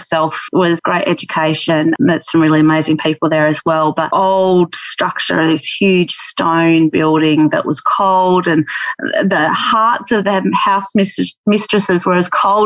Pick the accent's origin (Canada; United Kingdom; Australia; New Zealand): Australia; Orroroo, South Australia; now in Esperance, Australia; where I grew up in Oru